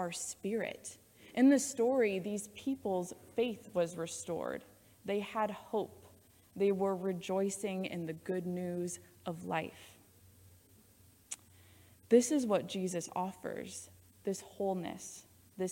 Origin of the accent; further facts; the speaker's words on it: Iowa, United States; now in Loveland, United States; I was born and raised in Iowa